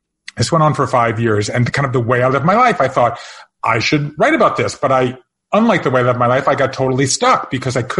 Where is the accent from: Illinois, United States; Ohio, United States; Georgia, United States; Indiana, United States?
Georgia, United States; moved away as an adult; also born or lived in Japan; I grew up in Georgia